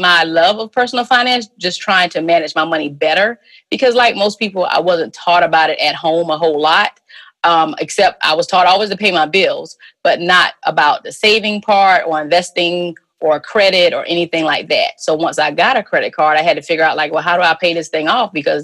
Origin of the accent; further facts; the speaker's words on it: South Carolina, United States; moved away as an adult; also born or lived in Richmond, Virginia / Little Rock, Arkansas; I'm from South Carolina